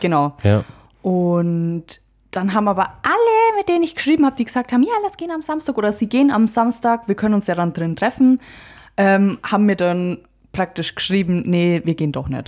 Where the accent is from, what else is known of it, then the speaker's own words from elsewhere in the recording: Friedberg, Bavaria, Germany; wir kommen hier aus Friedberg